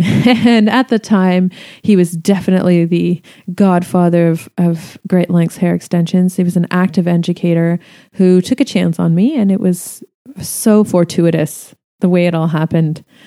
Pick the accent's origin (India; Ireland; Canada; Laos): Canada; I'm Canadian